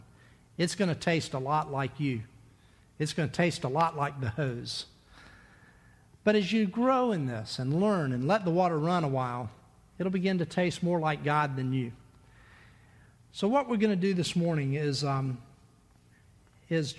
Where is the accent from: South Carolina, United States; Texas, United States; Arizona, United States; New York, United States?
South Carolina, United States; Myrtle Beach; When I was a kid, growing up in Myrtle Beach